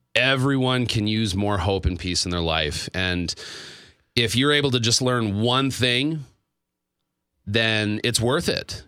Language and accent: English; Stroudsburg, Pennsylvania, United States; moved away; my hometown